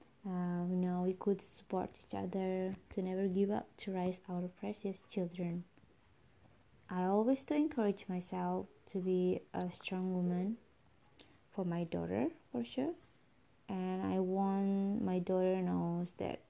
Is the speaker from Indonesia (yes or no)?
yes; Indonesia; from Indonesia